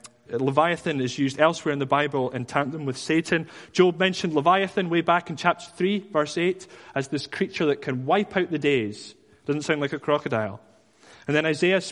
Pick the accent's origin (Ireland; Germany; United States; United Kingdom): United Kingdom; Dundee, Scotland; I was from Dundee